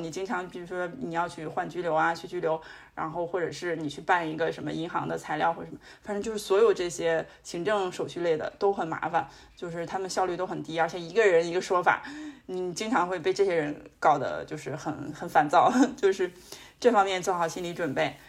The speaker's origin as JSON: {"language": "Chinese", "country": "China", "moved": "yes", "lives_now": "France", "said": "我们中国人"}